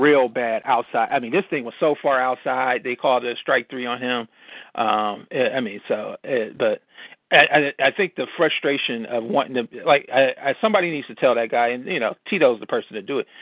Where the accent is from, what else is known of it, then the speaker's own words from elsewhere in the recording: Cleveland, Ohio, United States; Cleveland born and raised, Buckeye born and bred